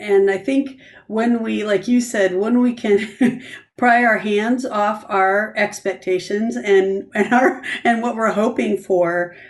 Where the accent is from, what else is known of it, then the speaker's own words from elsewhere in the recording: Grand Rapids, Michigan, United States; now in Canton, United States; this is where I grew up. I grew up in Grand Rapids.